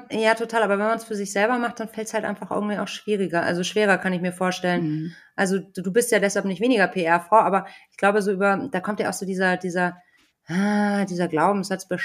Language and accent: German; rural Bavaria, Germany; ich war auf so einem Dorfkinder, äh, Dorfschule